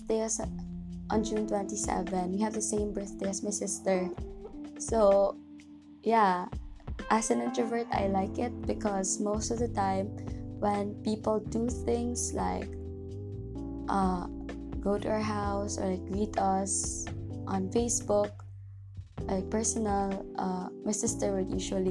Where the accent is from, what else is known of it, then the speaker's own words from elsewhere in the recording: Toledo, Central Visayas, Philippines; also born or lived in Carcar City, Cebu; I'm not from Cebu City, but I'm from Cebu. So I'm from the city called Toledo.